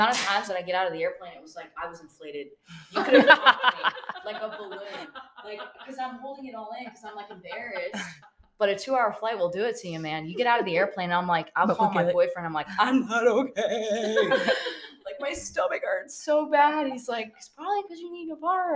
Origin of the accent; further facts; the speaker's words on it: the South, United States; I grew up in the South